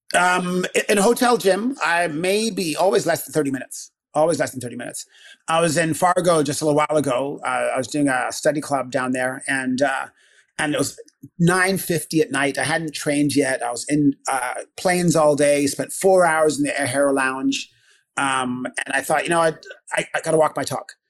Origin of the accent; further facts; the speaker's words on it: Canada; also born or lived in England; I'm Canadian. Born in England. Uh, grew up in Canada